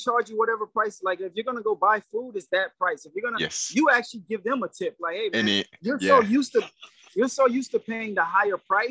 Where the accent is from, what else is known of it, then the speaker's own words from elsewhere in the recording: United States; I'm American. I'm born and raised in the United States